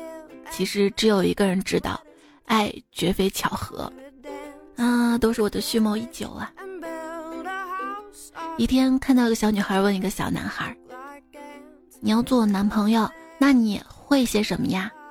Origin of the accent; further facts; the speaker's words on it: Shaanxi, China; 我们陕西这边的，嗯，冰封。